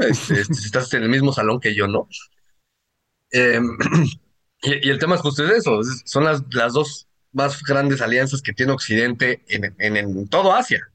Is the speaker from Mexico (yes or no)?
yes; Mexico; nosotros como mexicanos